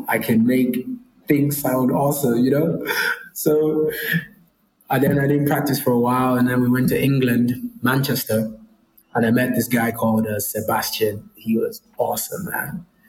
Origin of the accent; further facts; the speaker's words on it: Nigeria; If you wanted me to sing a Nigerian song, I can. I'm Nigerian, you know?